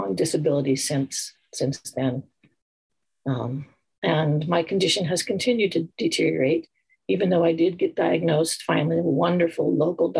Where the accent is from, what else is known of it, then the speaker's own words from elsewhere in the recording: Montana, United States; I grew up in Montana as an athlete